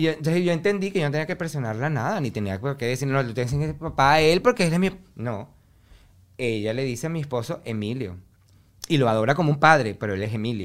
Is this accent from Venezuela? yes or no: yes; Venezuela; moved away; que yo me vaya de Venezuela, porque en mi pueblo es un pueblo pequeño